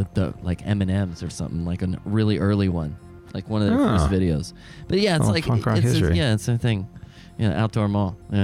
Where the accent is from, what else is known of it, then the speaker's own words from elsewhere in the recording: Southern California, United States; growing up in Southern California, there was a lot of outdoor malls and whatnot.